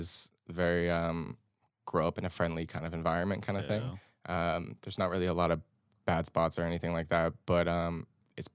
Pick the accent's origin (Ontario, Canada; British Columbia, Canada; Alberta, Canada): Ontario, Canada; Toronto; Like you said, I'm a photographer from Toronto.